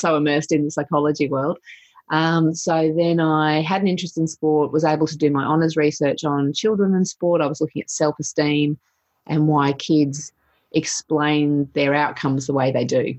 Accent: Sunshine Coast, Queensland, Australia; I grew up on the Sunshine Coast

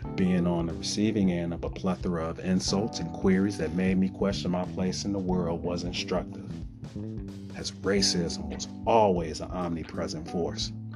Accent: Chicago, Illinois, United States; I am a native son of Chicago

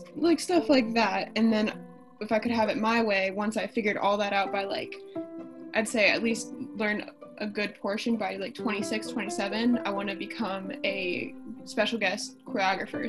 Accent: Canton, Ohio, United States; I grew up in Canton, Ohio.

